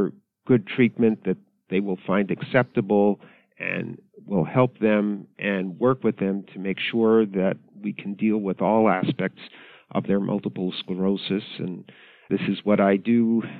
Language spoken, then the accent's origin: English; Canada; moved away as an adult; also born or lived in Ottawa, Canada; now in United States; I was born and raised in Canada. So Canada is a very bilingual country. I grew up in English Canada